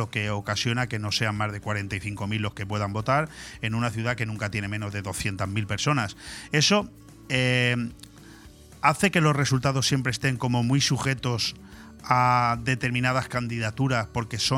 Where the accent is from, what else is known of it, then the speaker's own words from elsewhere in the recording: Canary Islands, Spain; yo, soy de La Palma